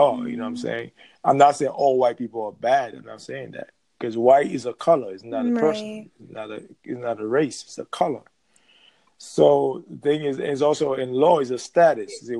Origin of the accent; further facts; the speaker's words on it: Haiti; now in Florida, United States; I'm from the Caribbean island. I'm from Haiti originally.